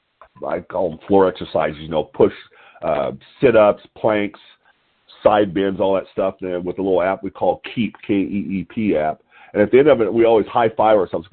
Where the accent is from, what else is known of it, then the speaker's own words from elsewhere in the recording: Lompoc, California, United States; calling in from Lompoc, California, my hometown